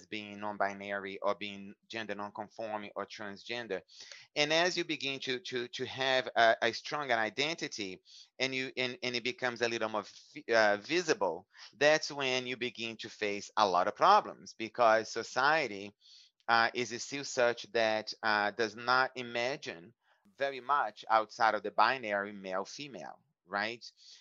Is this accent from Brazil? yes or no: yes; Brazil; moved away as an adult; now in United States; growing up in Brazil